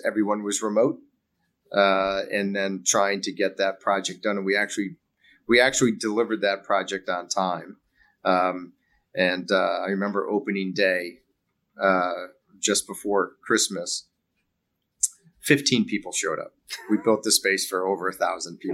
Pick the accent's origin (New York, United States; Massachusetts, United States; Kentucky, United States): New York, United States; Buffalo; I grew up in Buffalo